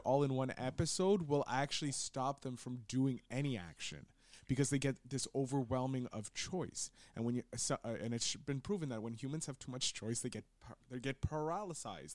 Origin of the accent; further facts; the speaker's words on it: Montreal, Quebec, Canada; growing up in Montreal